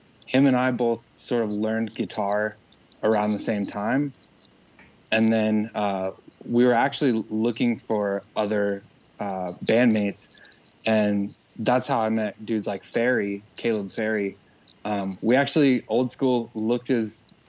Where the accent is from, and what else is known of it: Manson, Iowa, United States; born or raised there